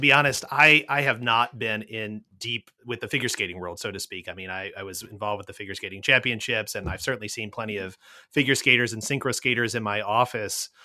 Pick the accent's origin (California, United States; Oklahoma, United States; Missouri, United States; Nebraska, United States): Missouri, United States; St. Louis; here in St. Louis, my hometown